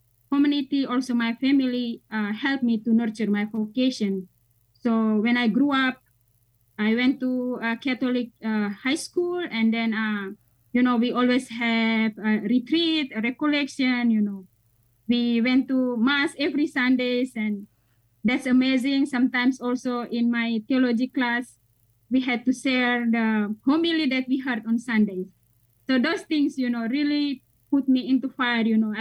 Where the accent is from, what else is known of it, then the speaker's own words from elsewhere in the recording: Indonesia; moved away as an adult; now in United States; I'm from Indonesia